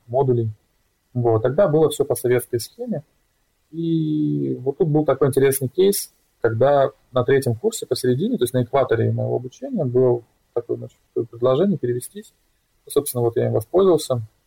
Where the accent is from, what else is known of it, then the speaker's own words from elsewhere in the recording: Vladivostok, Primorsky Krai, Russia; в то время, когда я там рос, это 90-е годы, начало нулевых, тогда в России